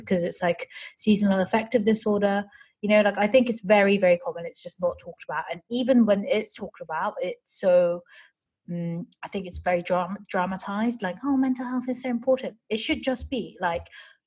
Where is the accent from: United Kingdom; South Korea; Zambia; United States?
South Korea; moved away; when I was growing up in Korea